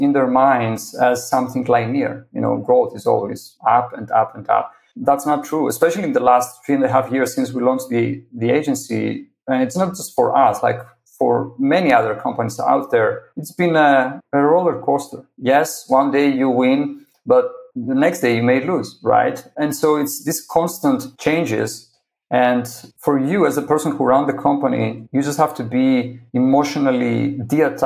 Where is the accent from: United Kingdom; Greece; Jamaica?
Greece; I'm originally from Greece. You know, I was born and raised there